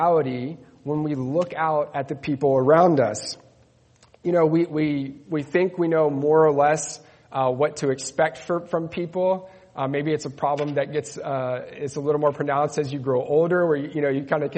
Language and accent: English; Netherlands; moved away; also born or lived in Spain; I grew up in the Netherlands